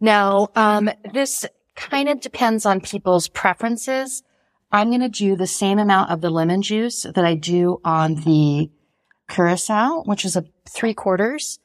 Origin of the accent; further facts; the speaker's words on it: United States; now in Paris, France; being an American in France